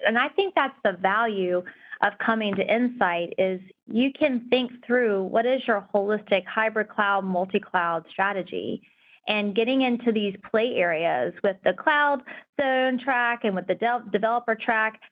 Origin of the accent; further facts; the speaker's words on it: North Carolina, United States; now in California, United States; I'm from North Carolina